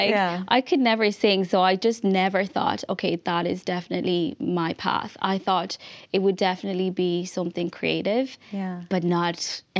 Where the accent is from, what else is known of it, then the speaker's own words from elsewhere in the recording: Malawi; now in Ireland; I grew up in Malawi, which is like a really small country in Southern Africa.